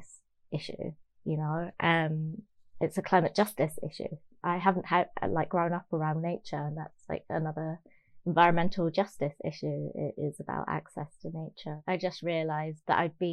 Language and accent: English; Birmingham, West Midlands, United Kingdom; I grew up in Birmingham